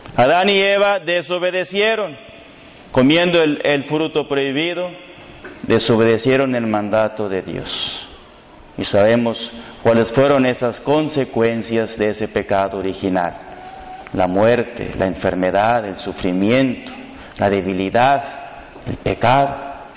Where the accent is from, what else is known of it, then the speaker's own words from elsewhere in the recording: Reynosa, Tamaulipas, Mexico; soy de aquí de Reynosa